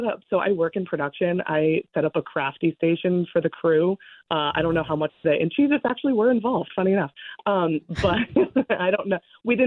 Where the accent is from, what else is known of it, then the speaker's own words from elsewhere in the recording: Rhode Island, United States; moved away; I'm originally from Rhode Island